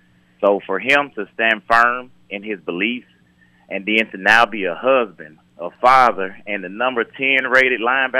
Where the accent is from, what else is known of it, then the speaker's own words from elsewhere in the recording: Atlanta, Georgia, United States; I'm from Atlanta, so we see everything.